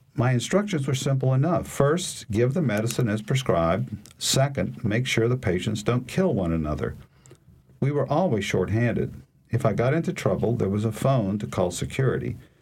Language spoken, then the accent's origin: English; Alexandria, Louisiana, United States; moved away; I grew up in Alexandria, uh, graduated from high school there